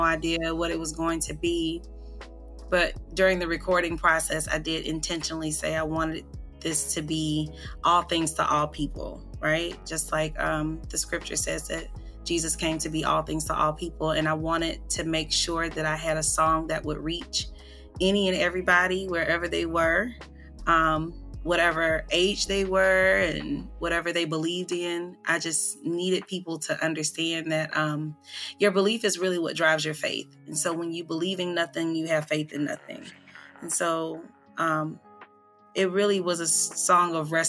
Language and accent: English; Atlanta, Georgia, United States; I'm from Atlanta, Georgia.